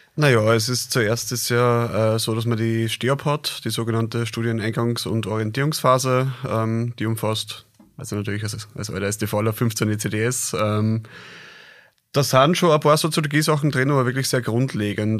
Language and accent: German; Krems, Lower Austria, Austria; also born or lived in Linz; ich bin gebürtiger Kremser, also Niederösterreicher